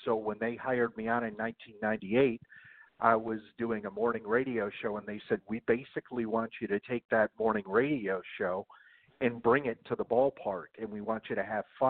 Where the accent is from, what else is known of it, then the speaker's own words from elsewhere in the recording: Mechanicville, New York, United States; I grew up outside of Albany in a little city called Mechanicville, New York